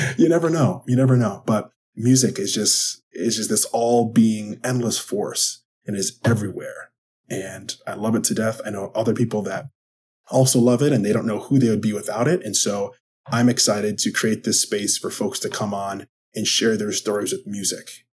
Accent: Wisconsin, United States; I am from Wisconsin.

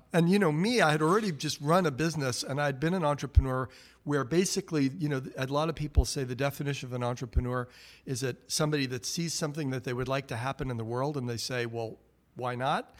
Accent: New York area, United States; now in Great Barrington, United States; I grew up in New York area

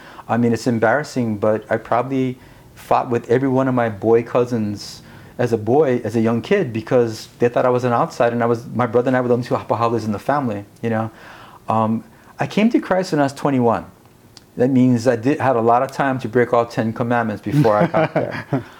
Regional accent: Honolulu, Hawaii, United States; moved away as an adult; also born or lived in Japan; I'm born and raised in Honolulu, Hawaii. My mother is a descendant of Japanese immigrants to Hawaii.

